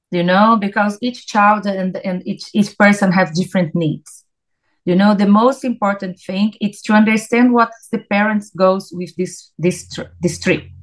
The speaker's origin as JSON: {"language": "English", "country": "Brazil", "second_language": "English", "moved": "yes", "said": "I came from Brazil back in 2006."}